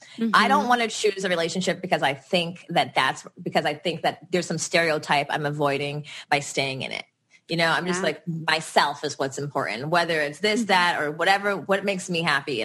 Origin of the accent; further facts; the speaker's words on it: Los Angeles, California, United States; we're from the Valley